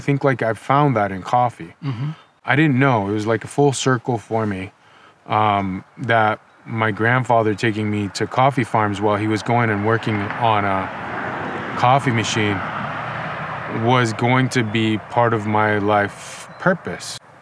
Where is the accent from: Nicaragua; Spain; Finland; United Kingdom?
Nicaragua; moved away as an adult; also born or lived in Los Angeles, United States; now in United States; I grew up in Nicaragua. Um, I moved to the United States in 2005